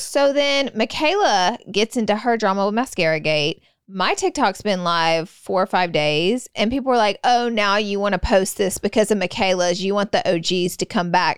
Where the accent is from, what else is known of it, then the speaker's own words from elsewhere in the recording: the South, United States; moved away; I'm from the South